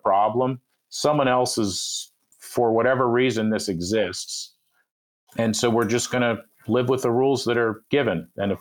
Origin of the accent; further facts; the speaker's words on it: Philadelphia, Pennsylvania, United States; I am from Philadelphia